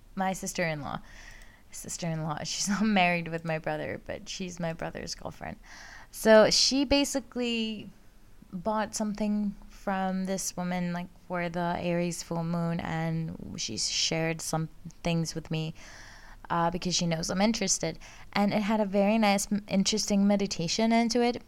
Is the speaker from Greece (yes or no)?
yes; Greece; now in Netherlands; I live, uh, and work in the Netherlands, but I am originally from Greece. I grew up, um, I was born and grew up there.